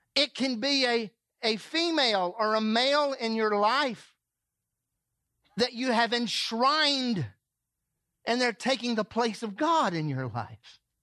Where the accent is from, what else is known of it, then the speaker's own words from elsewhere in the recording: the South, United States; moved away; I grew up in the south